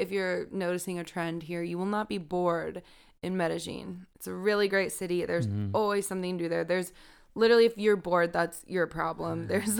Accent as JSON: {"language": "English", "region": "California", "country": "United States", "said": "We come from Southern California. There is a lot to do there, but sometimes with all of the driving involved, you don't take advantage of those kinds of opportunities."}